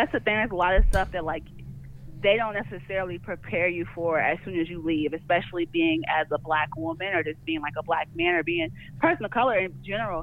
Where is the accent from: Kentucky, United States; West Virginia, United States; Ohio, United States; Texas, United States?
Kentucky, United States; moved away; also born or lived in Florida / Georgia; I'm originally from Kentucky. I went to school in Florida, and I came to Georgia